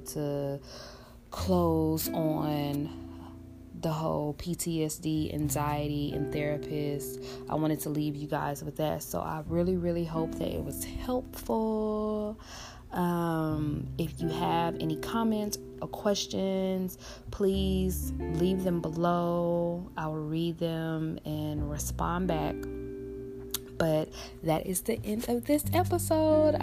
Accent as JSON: {"language": "English", "town": "Houston", "region": "Texas", "country": "United States", "tie": "born or raised there", "said": "my hometown in Houston, Texas"}